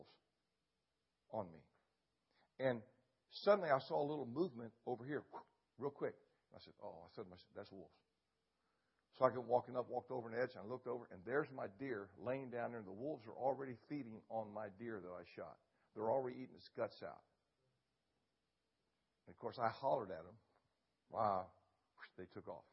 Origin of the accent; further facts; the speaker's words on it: Ohio, United States; moved away; also born or lived in Alaska; Where I grew up in Ohio hunting